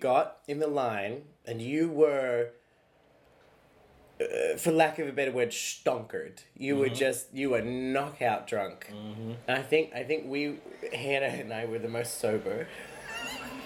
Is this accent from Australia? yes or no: yes; Australia; I am an Australian.